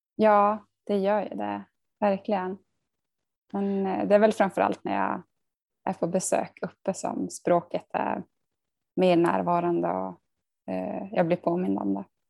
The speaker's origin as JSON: {"language": "Swedish", "town": "Tärendö", "region": "Norrbotten County", "country": "Sweden", "tie": "born or raised there", "moved": "yes", "lives_now": "Sundsvall, Sweden", "said": "vi hade ju hemspråksundervisning om det var från ettan till trean i eh, Tärendö"}